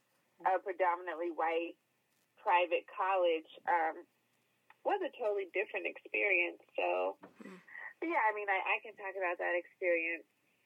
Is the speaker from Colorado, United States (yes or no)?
yes; Denver, Colorado, United States; growing up in Denver, I grew up in Montbello.